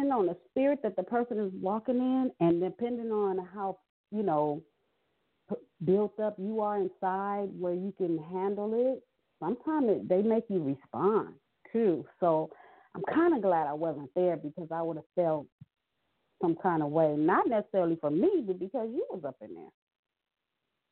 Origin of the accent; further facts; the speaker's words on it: Los Angeles, California, United States; I'm born and raised in Los Angeles, California.